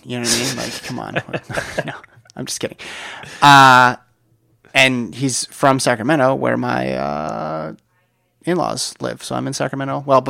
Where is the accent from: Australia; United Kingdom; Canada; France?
United Kingdom; At least 2022 is now set up to be a pretty awesome year for athletics, particularly as a Brit.